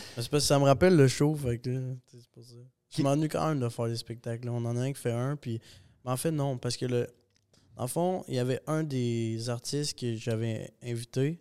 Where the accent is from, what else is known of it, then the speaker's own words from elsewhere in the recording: Saint-Hyacinthe, Quebec, Canada; also born or lived in Bogotá, Colombia; On est resté jusqu'à mes un an. Puis on est reparti au Québec. Je vis à Saint-Hyacinthe depuis ça